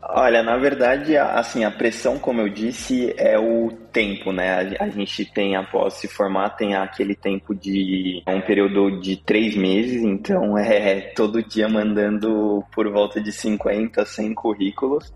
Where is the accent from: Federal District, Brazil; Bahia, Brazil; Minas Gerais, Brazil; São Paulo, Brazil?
São Paulo, Brazil; moved away as an adult; now in Texas, United States; eu sou de São Paulo, capital. Morei a vida, praticamente a vida toda na Zona Norte, São Paulo